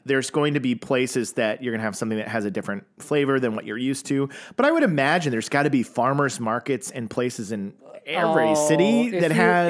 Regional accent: United States; growing up as an American

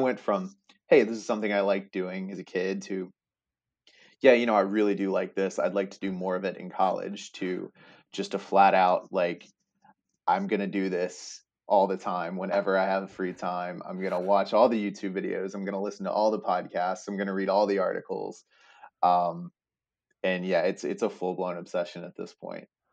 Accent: Staunton, Virginia, United States; also born or lived in Blacksburg, Virginia; now in Richmond, United States; was born and raised in Stanton, Virginia

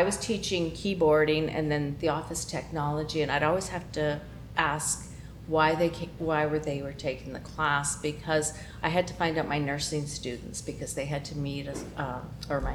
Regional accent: Canada; moved away as an adult; now in California, United States; growing up in Canada

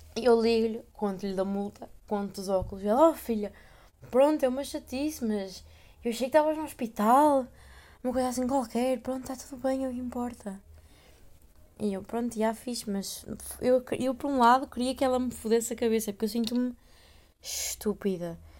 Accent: Portugal; moved away; minha terra é tão boa.

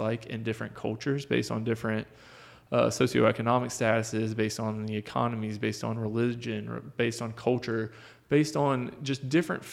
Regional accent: North Carolina, United States; moved away as an adult; now in Maryville, United States; I am originally from North Carolina. That's where my parents still live

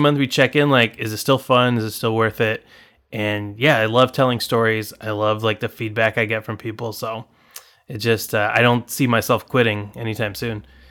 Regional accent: Anaheim, California, United States; moved away as an adult; also born or lived in Illinois; now in Chicago, United States; I grew up in Anaheim, California.

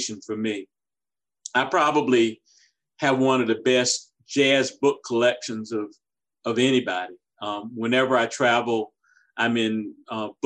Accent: Orangeburg, South Carolina, United States; I grew up in my hometown of Orangeburg, South Carolina

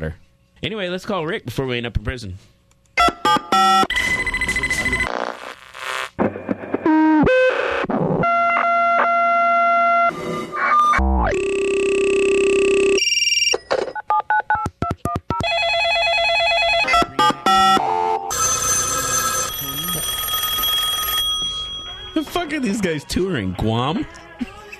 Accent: Seattle, Washington, United States; now in Austin, United States; I'm from Seattle

